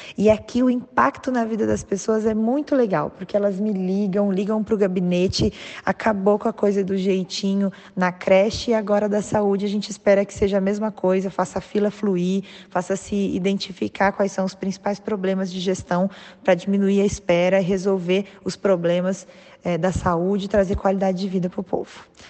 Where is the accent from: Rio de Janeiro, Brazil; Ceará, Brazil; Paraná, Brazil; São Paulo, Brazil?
São Paulo, Brazil; Taubaté; eu sou aqui de Taubaté, no interior de São Paulo, uma terra muito boa.